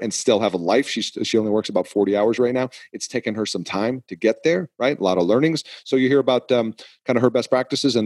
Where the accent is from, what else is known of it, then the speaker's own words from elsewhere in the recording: New England, United States; I am from New England